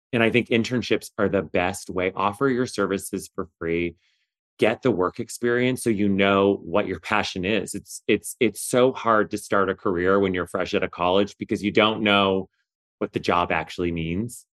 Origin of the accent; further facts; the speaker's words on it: Canada; moved away; also born or lived in Kingston, Ontario; I'm Canadian originally